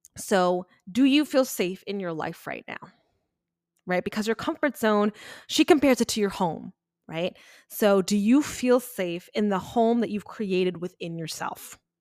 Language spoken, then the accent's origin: English; Long Island, New York, United States; moved away; I grew up and born and raised on Long Island